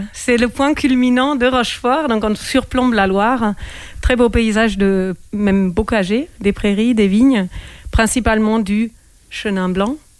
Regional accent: Germany; now in France; j'ai grandi en Allemagne.

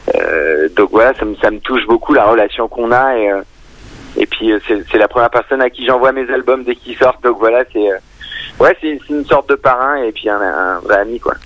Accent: Creuse, Nouvelle-Aquitaine, France; moved away as an adult; now in Paris, France; j'ai grandi dans la Creuse, donc euh, des origines vraiment rurales

